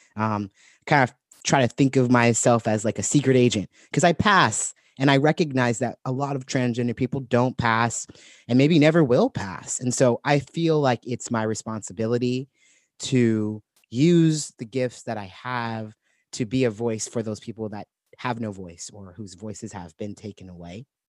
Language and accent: English; Santa Barbara, California, United States; moved away as an adult; also born or lived in Portland; I was living in my hometown, Santa Barbara